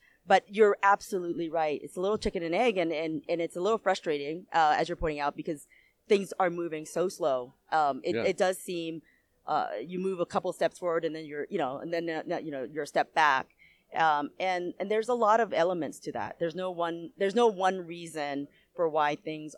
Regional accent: United States; I'm from the U.S.

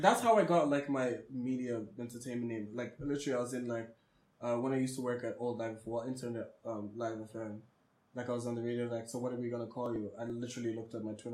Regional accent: Botswana; I was born and raised in Botswana

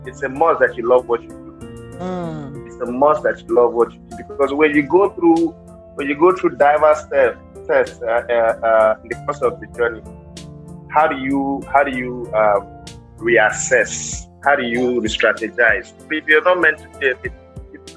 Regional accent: Delta, Nigeria; I'm from Delta State

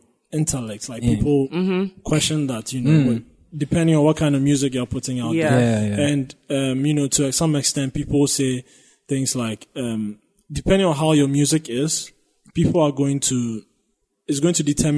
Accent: Ghana; As a Ghanaian, it felt like I could relate to a lot of things in that sense

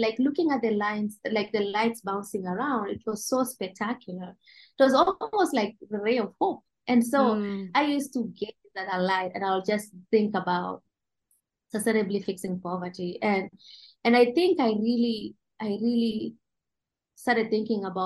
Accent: Mogotio, Baringo County, Kenya; I grew up here in Mogotio

